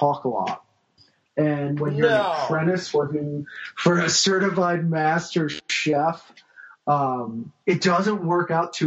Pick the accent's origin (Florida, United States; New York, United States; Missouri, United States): Missouri, United States; St. Louis; also born or lived in California; I was born in California, raised in St. Louis